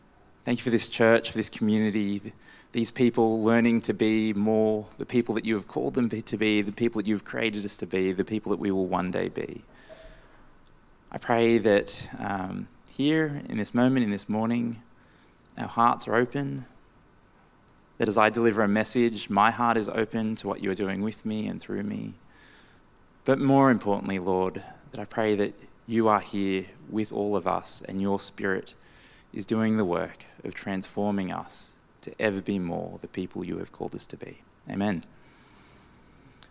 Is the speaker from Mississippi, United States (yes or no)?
no; Maryland, United States; growing up in this area, being a local Maryland boy